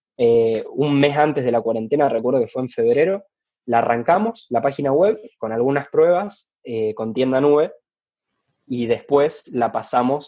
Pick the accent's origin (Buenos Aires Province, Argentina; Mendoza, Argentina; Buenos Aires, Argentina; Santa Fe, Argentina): Santa Fe, Argentina; Rosario; soy de Rosario